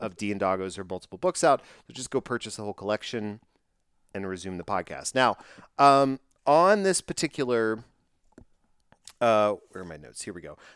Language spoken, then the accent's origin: English; Texas, United States; I'm from Texas